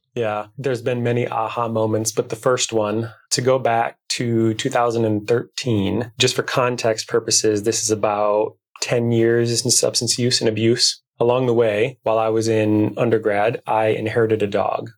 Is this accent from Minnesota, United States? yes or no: yes; Minnesota, United States; I'm from Minnesota, right? We're in the Midwest. And even though I'm in the Twin Cities